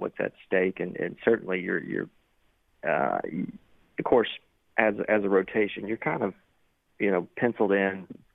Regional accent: Shreveport, Louisiana, United States; growing up in Shreveport, Louisiana

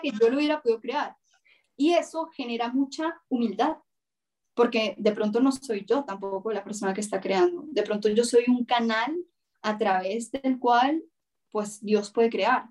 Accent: Colombia; yo soy mujer, yo soy colombiana, yo soy cineasta

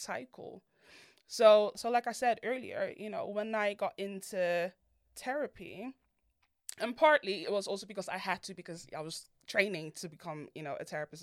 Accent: Netherlands; I grew up in Holland, and I was raised by immigrant parents. They're both from Ghana

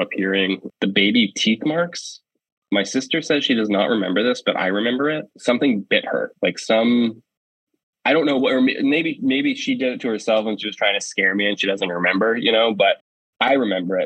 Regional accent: Penobscot Indian Nation, Maine, United States; also born or lived in Bridgeport, Connecticut / Levant, Maine; I was actually born in Bridgeport, Connecticut, and I lived there until I was six. And then my mom took me and we moved to the Penobscot Nation. And I grew up there from six until I was 18

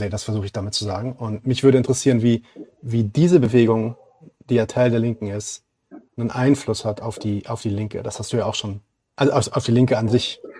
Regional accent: Palestine; ich bin Palästinenser, das heißt, ich sehe natürlich äh, antideutsche ähm, vor allem wenn ich mich so ein bisschen um Politik kümmere.

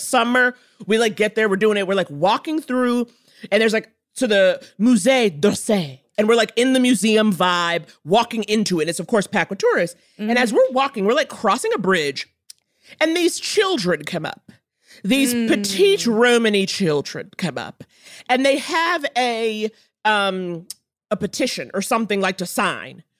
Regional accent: New York City, New York, United States; I grew up in Harlem.

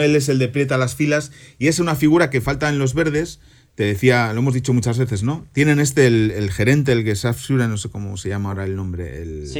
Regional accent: Santoña, Cantabria, Spain; now in Germany; estoy volando camino a mi pueblo, a Santoña, donde el viernes que viene, a esta hora, a la hora de comer, estaré comiendo anchoas y bocartes rebozados que va a preparar mi madre.

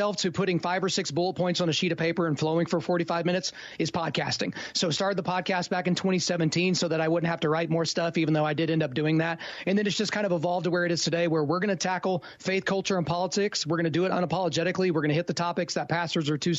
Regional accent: Oklahoma, United States; I'm from Oklahoma

